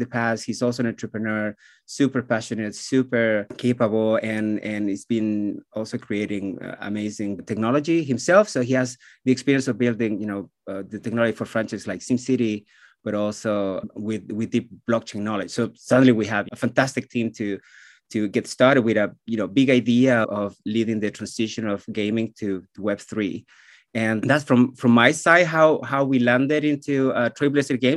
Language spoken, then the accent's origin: English; Chile; accent: Chilean; English is a second language; moved away as an adult; also born or lived in Helsinki, Finland / Barcelona, Spain; now in Malmö, Sweden; I'm originally from Chile, so that's the accent you hear. Grew up there, went to university there